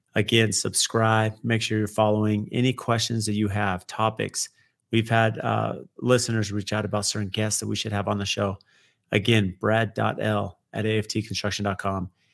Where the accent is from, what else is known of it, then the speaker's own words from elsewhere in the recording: San Diego, California, United States; a young teenager growing up in San Diego